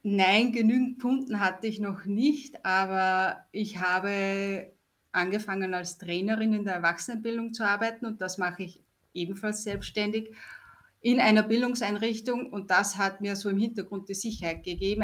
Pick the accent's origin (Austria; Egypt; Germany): Austria; ich komme aus Österreich